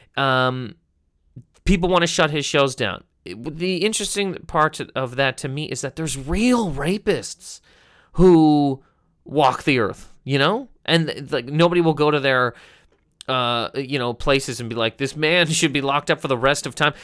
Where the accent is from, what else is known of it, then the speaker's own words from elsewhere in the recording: Halifax, Nova Scotia, Canada; I'm from Halifax, Nova Scotia, correct? In Canada